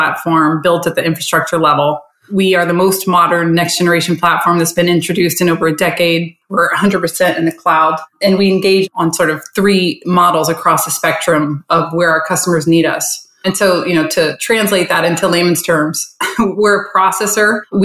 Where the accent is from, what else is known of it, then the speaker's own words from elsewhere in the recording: Charleston, West Virginia, United States; moved away as an adult; also born or lived in Miami, Florida; now in Fort Lauderdale, United States; So I grew up in Charleston, West Virginia. I left there when I was 18